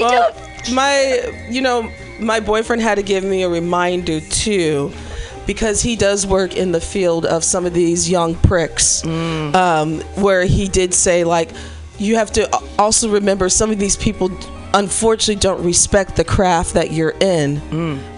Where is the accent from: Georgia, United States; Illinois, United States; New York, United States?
Illinois, United States; Chicago; moved away; I'm from Chicago